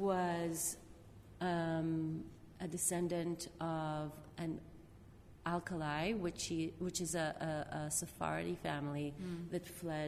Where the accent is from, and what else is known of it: Israel; now in United States